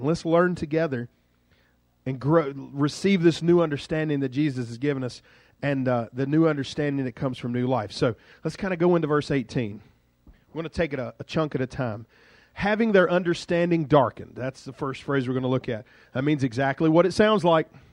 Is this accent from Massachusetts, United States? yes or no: yes; Duxbury, Massachusetts, United States; I'm from Duxbury